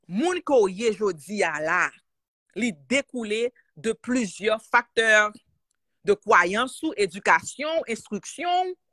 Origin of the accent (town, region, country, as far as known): Haiti; born or raised there